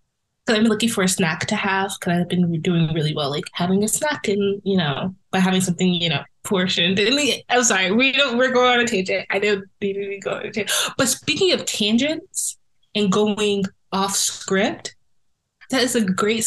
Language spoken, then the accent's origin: English; New York City, New York, United States; As a New Yorker